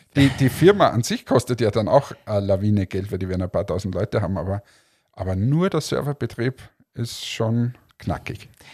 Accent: Austria; ich zum Beispiel als Österreicher, wenn die wirklich Vorarlbergerisch reden, ich wahrscheinlich auch nichts verstehe

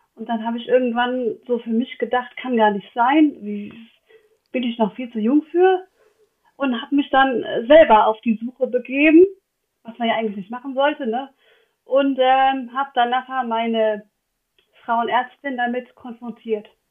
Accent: Westerwald, Rhineland-Palatinate, Germany; ich bin aus dem Westerwald

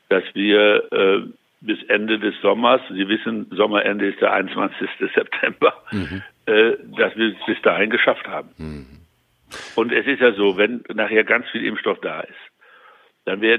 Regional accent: North Rhine-Westphalia, Germany; Also ich würde mal so sagen, als Westfale würde ich, ja, wenn ich sowas in der Nachbarschaft organisieren würde, fände ich gegen Bier nicht so viel einzuwenden

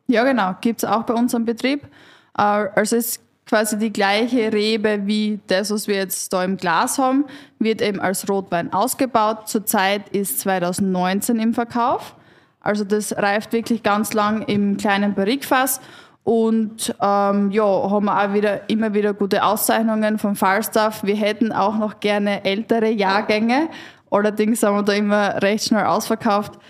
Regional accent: West Styria, Austria; ich komme aus der Weststeiermark

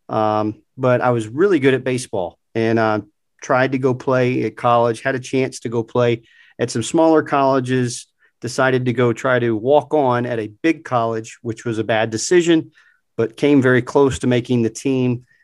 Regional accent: Augusta, Georgia, United States; born in Augusta, Georgia. Born in Augusta, Georgia, at uh, St. Joseph's Hospital. It's now University Hospital. It's about four miles from the gate of Augusta National Golf Club.

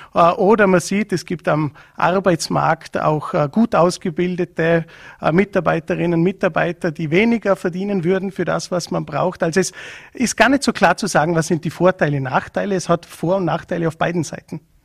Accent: Vorarlberg, Austria; bei uns in Vorarlberg

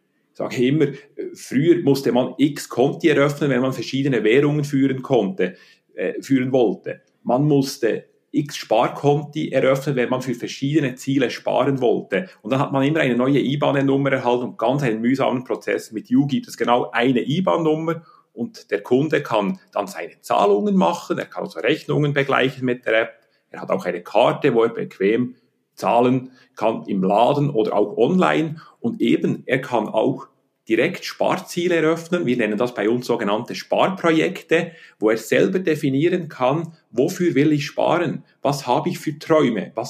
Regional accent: Bern, Switzerland; Äh, ich bin in Bern aufgewachsen, habe dann studiert an der Universität Betriebswirtschaft und Volkswirtschaft

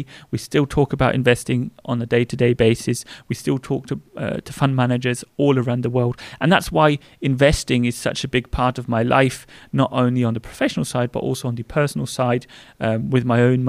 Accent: England, United Kingdom; now in Germany; because I think although we are English and we were brought up English, Germany is my home.

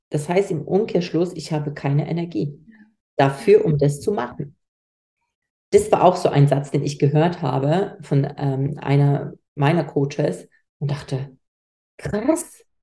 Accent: Poland; Ich komme aus Polen. Ich komme nicht aus einer Unternehmerfamilie.

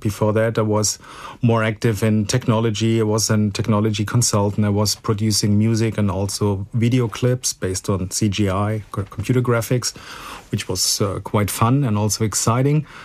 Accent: Frankfurt, Hesse, Germany; I'm a real Frankfurter, born and raised in Frankfurt, and uh, well, most stayed most of the time here

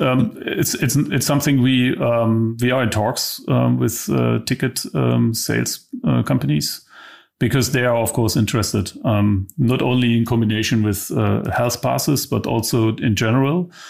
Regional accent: East Germany, Germany; also born or lived in London; I'm from East Germany.

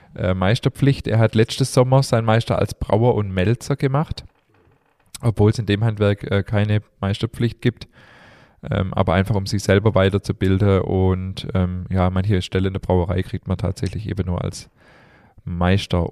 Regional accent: Stuttgart, Baden-Württemberg, Germany; also born or lived in Remstal; ich bin tatsächlich in Stuttgart geboren.

